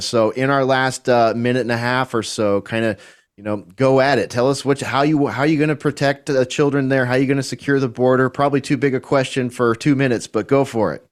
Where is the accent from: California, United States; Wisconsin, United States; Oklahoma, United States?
California, United States; moved away as an adult; now in Texas, United States; I'm a Californian living in Texas now